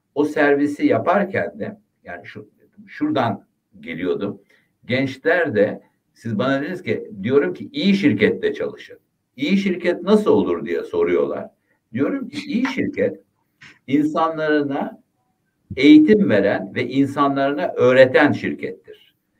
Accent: Ayvalık, Balıkesir, Turkey; ben Ayvalıklıyım

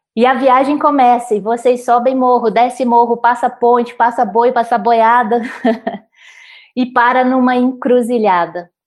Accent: Minas Gerais, Brazil; Como mineira

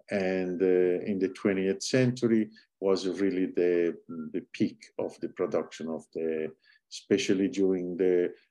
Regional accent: Iglesias, Sardinia, Italy; English is a second language; moved away as an adult; also born or lived in Cagliari / Oristano / Pisa / New York; now in United States; I grew up in Sardinia and I went to school uh, where I attended uh, uh Liceo Classico in both Cagliari and Oristano, which are two major towns, Cagliari being the capital

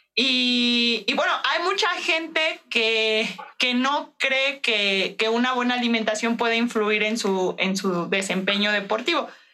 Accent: Mexico; como mexicanos tenemos, o sea, la idea, las abuelitas nos dicen

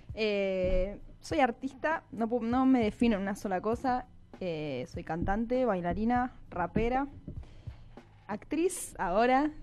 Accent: Mar del Plata, Buenos Aires Province, Argentina; moved away as an adult; yo soy de Mar del Plata, me vine a vivir acá hace cinco años.

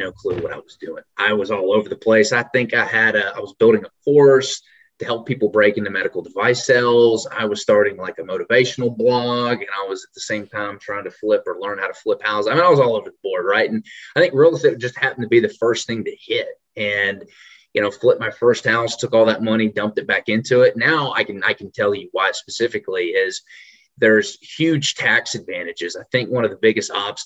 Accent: Memphis, Tennessee, United States; also born or lived in Trussville, Alabama / Knoxville, Tennessee; now in Nashville, United States; a down to earth country boy from Alabama, Memphis originally. Spent some time growing up in Trustville, moved to Memphis when I was pretty young.

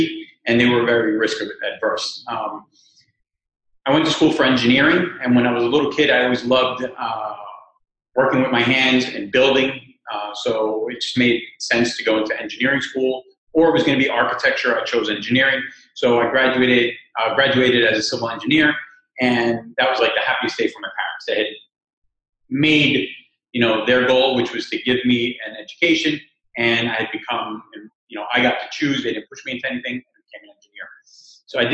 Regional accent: New York City, New York, United States; also born or lived in Cuba; We come from Cuba, and I came here when I was a year and a half old, so I've been basically raised in New York City for the last 45 years or so.

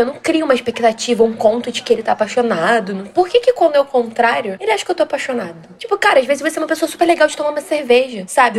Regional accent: Rio de Janeiro, Brazil; accent: carioca; Eu sou aqui do Rio, mas tô sempre em Salvador.

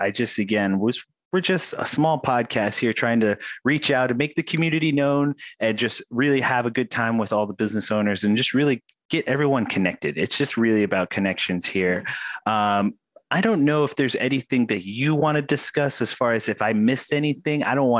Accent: United States; moved away; My background is Native American. I grew up on the Indian reservation.

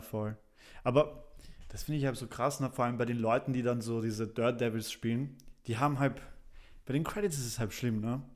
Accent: Vienna, Austria; also born or lived in Poland; ich kam mit relativ jungen Jahren nach Wien und dann von da und bin ich jetzt quasi hier aufgewachsen

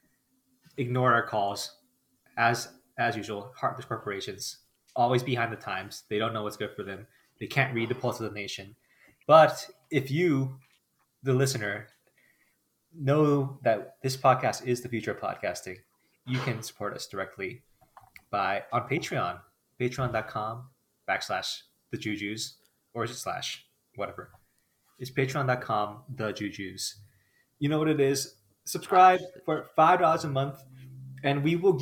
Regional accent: New York, United States; I'm from New York

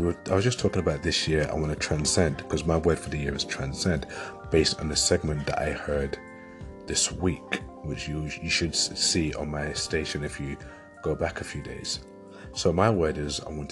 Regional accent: London, United Kingdom; moved away as an adult; now in Leeds, United Kingdom; I grew up in London, so growing up and living in London for 25 years

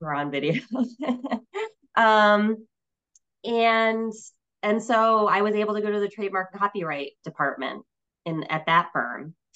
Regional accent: Connecticut, United States; moved away as an adult; also born or lived in Vermont; I moved back to my home state in 2010 um, and worked for a law firm for eight years here in Hartford

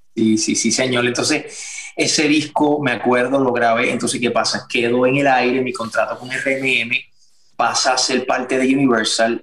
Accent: Puerto Rico; moved away as an adult; also born or lived in Miami; soy de Puerto Rico, somos de Puerto Rico, en Puerto Rico somos bien musicales.

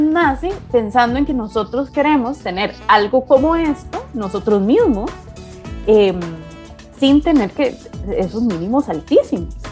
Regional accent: Costa Rica; moved away as an adult; also born or lived in Puerto Rico / United States; soy costarricense, igual que todos los socios de Inverso

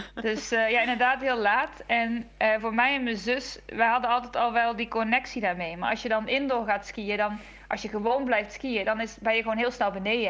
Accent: Netherlands; als Nederlanders

